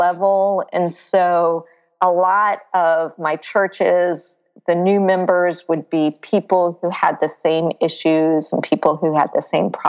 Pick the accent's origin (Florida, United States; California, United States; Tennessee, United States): Florida, United States; I grew up in Florida near the beach